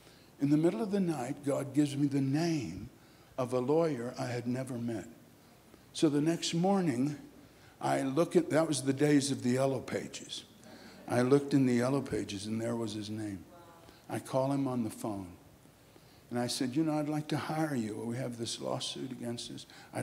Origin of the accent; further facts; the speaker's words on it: Kolkata, West Bengal, India; born there; I was born in Calcutta, India. My parents were missionaries there, started the great Calcutta Revival Center, started a Bengali work.